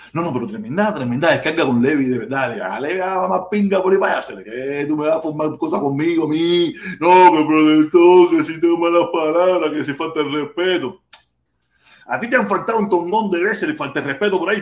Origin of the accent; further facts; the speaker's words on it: Havana, Cuba; now in United States; Yo soy de La Habana, soy del Vedado.